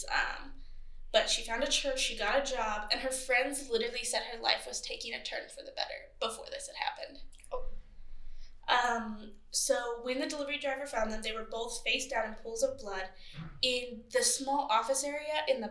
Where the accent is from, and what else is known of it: Great Bend, Kansas, United States; born or raised there